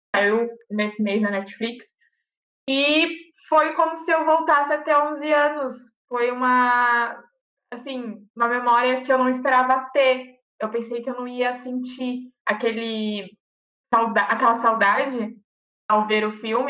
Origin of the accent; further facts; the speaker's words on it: Campos do Jordão, São Paulo, Brazil; eu vivi em Campos do Jordão, porque eu sou de Campos